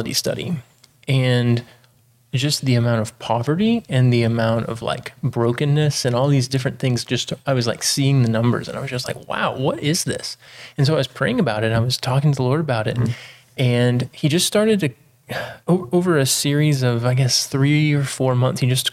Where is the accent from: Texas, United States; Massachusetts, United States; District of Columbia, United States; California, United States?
Texas, United States; East; I grew up in East Texas